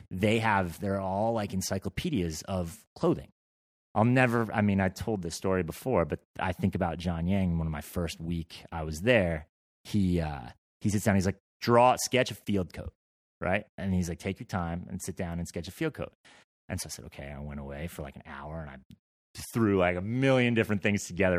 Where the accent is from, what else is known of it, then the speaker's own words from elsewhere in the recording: Vermont, United States; I grew up in Vermont